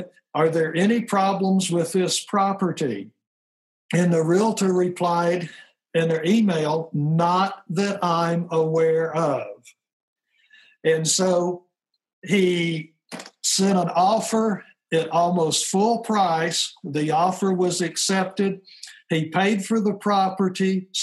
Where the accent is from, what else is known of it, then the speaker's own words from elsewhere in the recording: Tennessee, United States; now in North Idaho, United States; I was born and raised in Tennessee